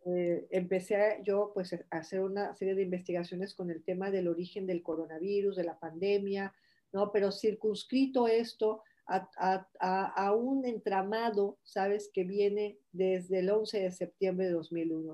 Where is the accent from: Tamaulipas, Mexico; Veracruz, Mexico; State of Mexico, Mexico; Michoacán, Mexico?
Michoacán, Mexico; Morelia; moved away as an adult; also born or lived in Uruapan, Michoacán / Mexico City; now in Spain; yo nazco en Uruapan, pero luego me voy a vivir a Morelia y yo pues todos mis recuerdos de la niñez